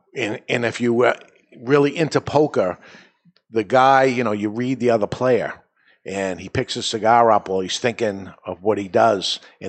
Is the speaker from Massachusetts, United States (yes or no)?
yes; Everett, Massachusetts, United States; I grew up in Everett next near Boston.